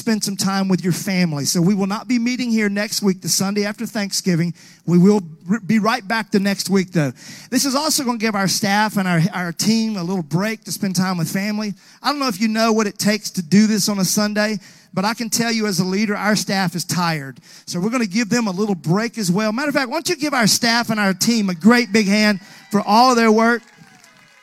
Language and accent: English; Mississippi, United States; now in Nashville, United States; growing up in Mississippi